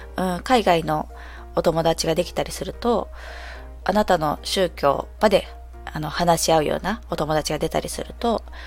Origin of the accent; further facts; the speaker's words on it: Japan; 私はずっと生まれ育ちが日本で、で、まあ、田舎のとある町で